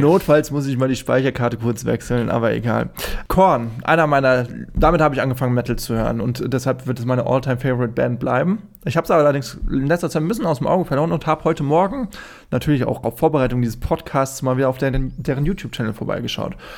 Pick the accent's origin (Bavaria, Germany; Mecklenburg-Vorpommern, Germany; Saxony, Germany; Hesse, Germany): Hesse, Germany; Friedberg; also born or lived in Darmstadt; wo ich herkomme, aus Karben, Friedberg, wie gesagt, Friedberg in äh, Hessen